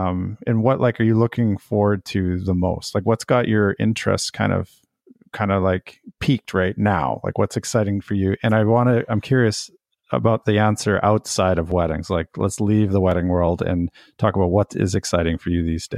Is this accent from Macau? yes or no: no; Canada; because I'm actually from Canada originally.